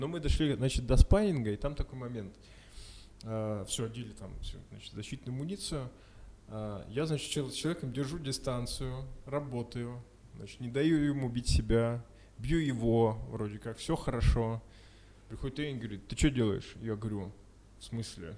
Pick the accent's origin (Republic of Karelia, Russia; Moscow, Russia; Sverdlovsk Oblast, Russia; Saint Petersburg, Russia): Sverdlovsk Oblast, Russia; Yekaterinburg; мы из Екатеринбурга